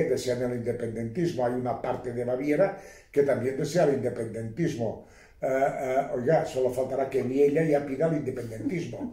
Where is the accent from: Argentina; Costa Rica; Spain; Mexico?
Spain; Catalonia; yo soy catalán por los cuatro costados